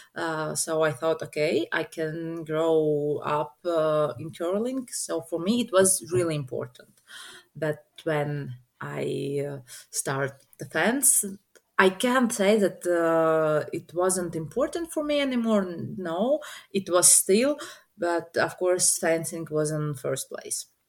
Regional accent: Riga, Latvia; i'm from riga riga is the capital of latvia

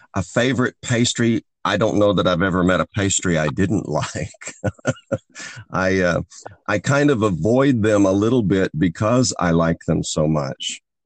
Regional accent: the Ozarks, United States; I grew up in Ozarks poverty in the rural Ozarks of the United States

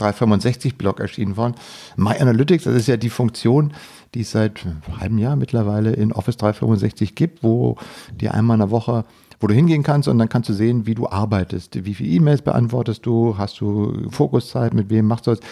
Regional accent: Germany

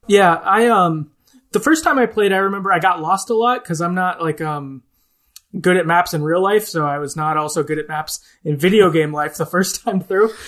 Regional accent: the Midwest of the US, United States; I'm from the Midwest of the U S, so, like, we're just generally, like, I don't know, positive and nice outward

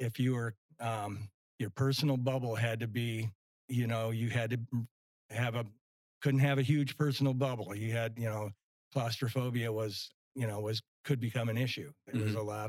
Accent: Livonia, Michigan, United States; moved away as an adult; also born or lived in Detroit, Michigan; now in Pine Island, United States; Born and raised in Livonia, Michigan

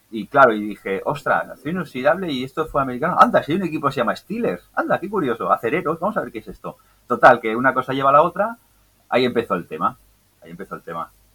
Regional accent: L'Hospitalet de Llobregat, Catalonia, Spain; yo soy de, Hospitalet de Belviche, Belviche República Independiente

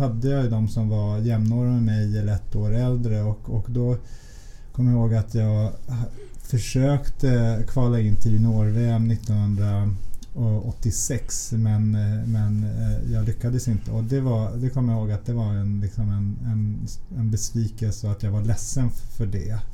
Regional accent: Stockholm, Stockholm County, Sweden; Vi är uppvuxna i, i Vällingby-Nälsta-området

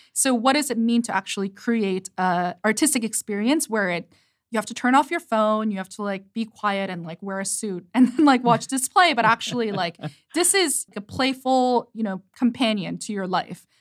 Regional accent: South Korea; English is a second language; moved away; growing up in Korea, and English is my second language

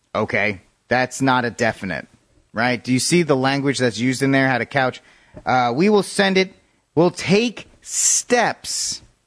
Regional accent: Rhode Island, United States; moved away; I will be making my annual pilgrimage to my home state of Rhode Island to see my family

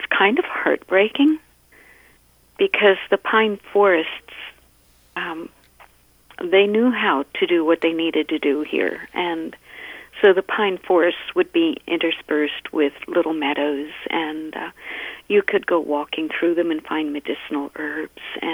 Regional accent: United States; moved away as an adult; also born or lived in Virginia / Maryland; now in Minnesota, United States; I grew up back east in Maryland and Virginia. And that's why I know I still have a little bit of an accent

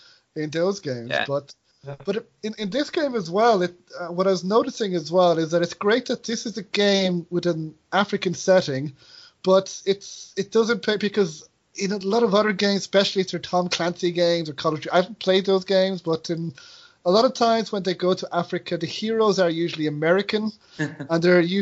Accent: Ireland; accent: Irish; being Irish, I do know what it's like to have people butcher your accent.

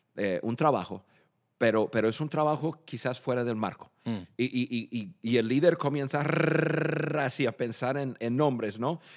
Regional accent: Michigan, United States; Spanish is a second language; moved away as an adult; also born or lived in Dallas, Texas; now in Mexico; yo nací en Michigan, yo soy del norte

